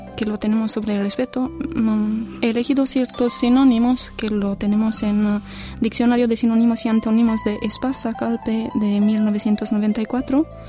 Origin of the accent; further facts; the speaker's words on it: Sighișoara, Mureș County, Romania; moved away; soy de Sigishuara